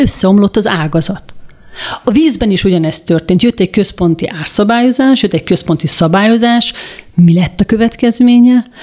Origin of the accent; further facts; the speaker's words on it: Budapest, Hungary; én, mint budapesti lakos